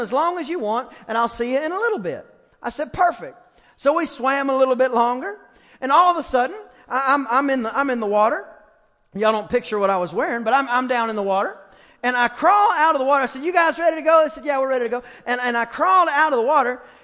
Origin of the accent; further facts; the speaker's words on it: East Texas, United States; I'm from East Texas